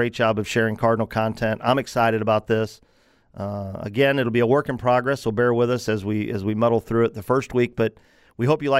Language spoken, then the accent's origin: English; Granite City, Illinois, United States; here in the Metro East area in my hometown of Granite City